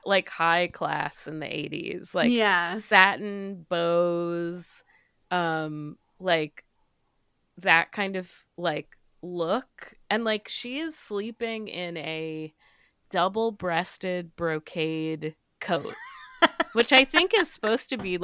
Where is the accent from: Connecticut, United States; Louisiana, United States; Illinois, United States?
Connecticut, United States; I grew up in Fairfield County, so fully my the world I grew up in.